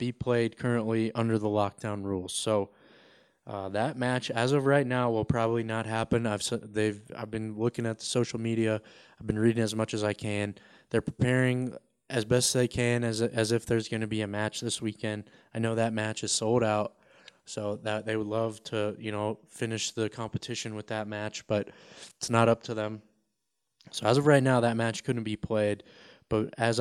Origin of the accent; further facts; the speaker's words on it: Colorado, United States; I'm from Colorado